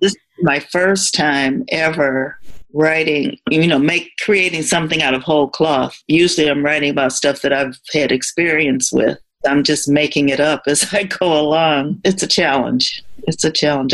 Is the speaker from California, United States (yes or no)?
no; Indianapolis, Indiana, United States; moved away as an adult; also born or lived in Michigan; I moved from my hometown of Indianapolis to another state for a job